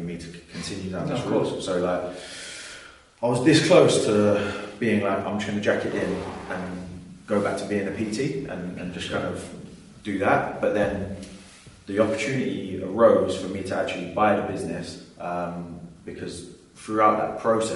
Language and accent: English; London, United Kingdom; being a Londoner, born and bred